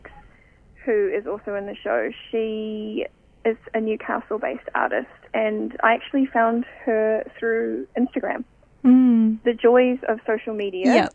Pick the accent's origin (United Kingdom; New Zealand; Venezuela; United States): New Zealand; moved away as an adult; now in Sydney, Australia; I am from New Zealand originally, but I am now based in Sydney and I've been there for nearly 4 years.